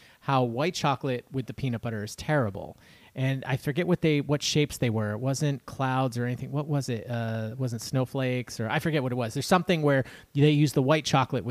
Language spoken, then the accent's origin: English; New York, United States; we're from New York